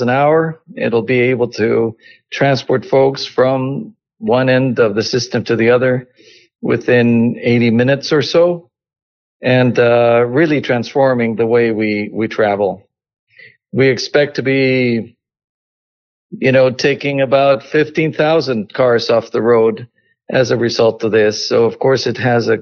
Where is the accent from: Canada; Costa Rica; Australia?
Costa Rica; moved away as an adult; now in United States; I was born in Costa Rica, have lived in the U.S. over 30